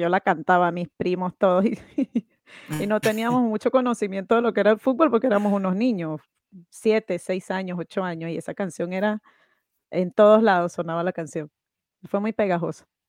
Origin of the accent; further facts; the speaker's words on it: Venezuela; yo soy de Venezuela